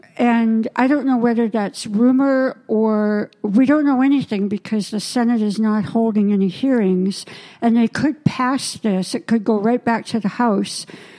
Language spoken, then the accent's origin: English; Canada; now in United States; I'm Canadian. I'm American. Canadian-American.